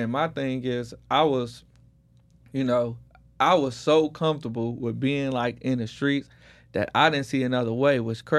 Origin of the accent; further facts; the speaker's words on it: Detroit, Michigan, United States; now in Houston, United States; I come from Detroit. You know, I'm in Houston. What up, though? Come from Detroit, and come from gang culture.